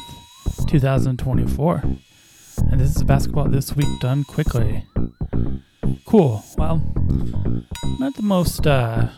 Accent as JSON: {"language": "English", "area": "Orange County", "region": "California", "country": "United States", "said": "I'm from Orange County"}